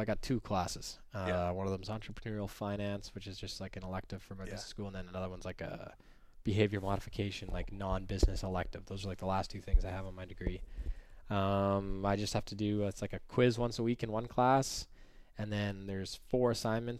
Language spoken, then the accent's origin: English; Canada; as a Canadian boy